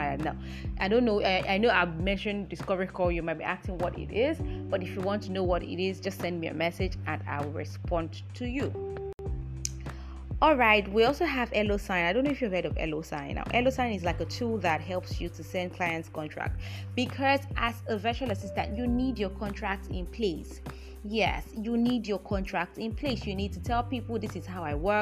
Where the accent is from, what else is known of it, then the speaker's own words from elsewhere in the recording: Nigeria; I'm a Nigerian